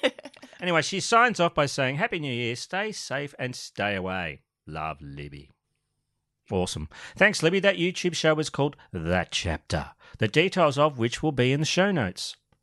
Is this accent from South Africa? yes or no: yes; South Africa; I am a South African, and I took away our booze. Again!